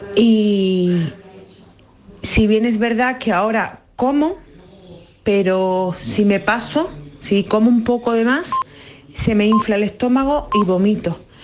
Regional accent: Málaga, Andalusia, Spain; soy de Málaga

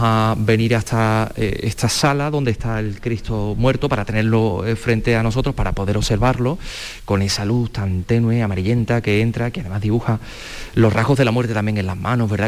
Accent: La Carolina, Andalusia, Spain; yo soy de la Carolina de Jaén

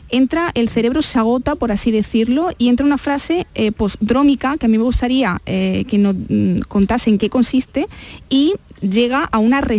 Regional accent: Córdoba, Andalusia, Spain; Hola, buenas tardes. Eh … soy de Córdoba y tengo 38 años.

